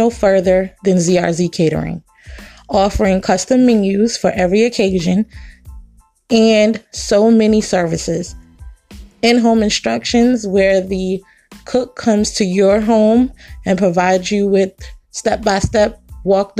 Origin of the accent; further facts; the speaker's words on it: New York City, New York, United States; that would be the Bronx in New York, my hometown